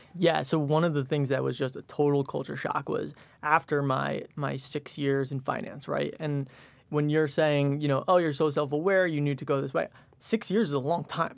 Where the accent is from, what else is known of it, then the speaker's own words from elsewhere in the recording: Westchester, New York, United States; also born or lived in Michigan; So, I grew up in Westchester, went to Michigan undergrad.